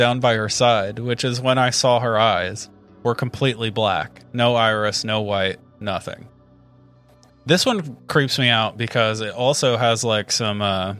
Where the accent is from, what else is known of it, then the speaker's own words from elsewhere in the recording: United States; We're American, yeah.